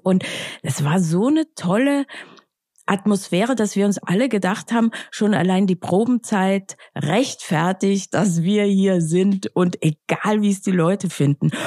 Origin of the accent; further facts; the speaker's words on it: Austria; now in Berlin, Germany; ich bin ja aus Österreich